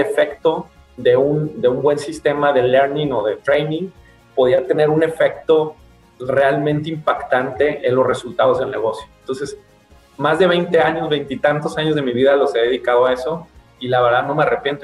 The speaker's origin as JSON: {"language": "Spanish", "town": "Tepic", "region": "Nayarit", "country": "Mexico", "tie": "born or raised there", "also_born_or_lived": "Guadalajara", "moved": "yes", "said": "Tepic, que es mi ciudad natal, donde está mi mamá ya viuda"}